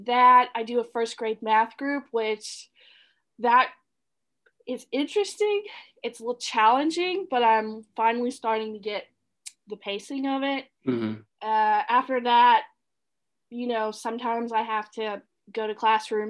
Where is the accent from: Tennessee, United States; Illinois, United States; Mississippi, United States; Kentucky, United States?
Mississippi, United States; moved away as an adult; also born or lived in Mobile, Alabama / Chicago; now in Florida, United States; I was born and raised in Mississippi